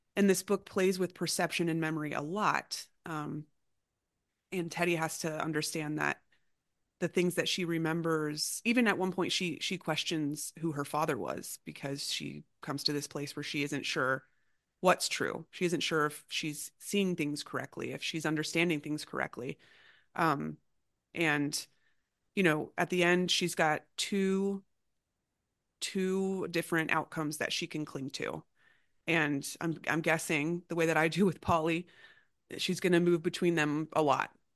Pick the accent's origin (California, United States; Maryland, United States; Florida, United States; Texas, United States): Florida, United States; I grew up in a home that had guns, you know, and I'm, I'm from Florida